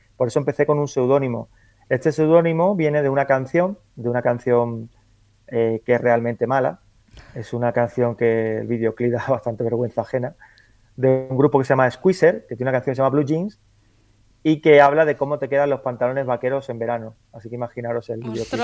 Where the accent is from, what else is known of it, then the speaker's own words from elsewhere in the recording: Andalusia, Spain; como soy andaluz